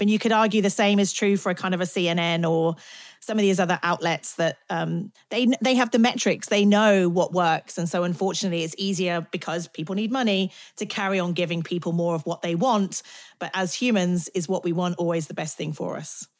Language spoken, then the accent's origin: English; United Kingdom; I'm British